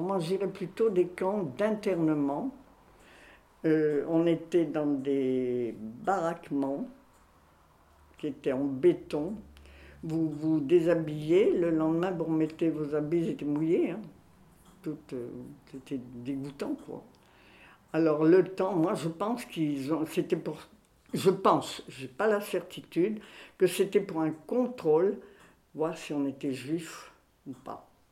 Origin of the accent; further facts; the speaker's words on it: Tourcoing, Hauts-de-France, France; also born or lived in Belgium; now in Grenoble, France; je suis née à Tourcoing. Oui, à Tourcoing, en 1932.